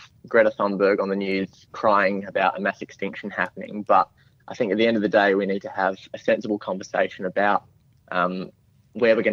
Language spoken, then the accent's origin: English; South Australia, Australia; being South Australian, we've had a bit of history with blackouts and energy in our state